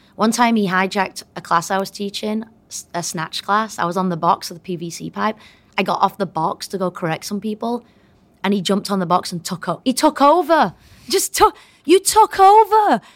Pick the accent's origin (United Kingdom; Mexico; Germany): United Kingdom; moved away as an adult; now in United States; But I did come here, um, as a Brit, and I was here for twenty years as, as a Brit